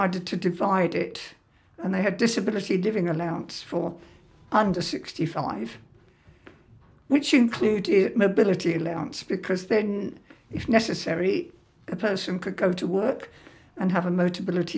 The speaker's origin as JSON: {"language": "English", "town": "Harrow", "region": "London", "country": "United Kingdom", "tie": "born or raised there", "also_born_or_lived": "Kilburn", "said": "I was born in Harrow before the war. I went to a nursery school."}